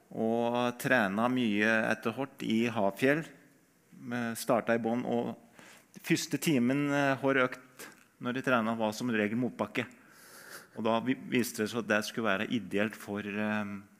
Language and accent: Norwegian; Øyer, Innlandet, Norway; jeg har vokst opp med Birken, da. Som når jeg er fra Øyer i Gudbrandsdalen